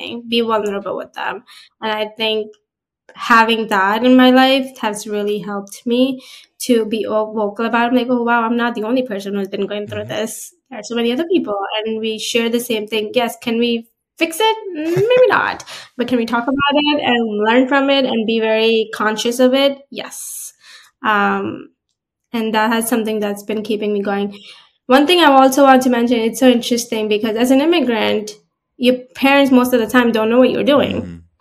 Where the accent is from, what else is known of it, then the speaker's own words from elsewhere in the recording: New Jersey, United States; also born or lived in Florida; I'm from New Jersey.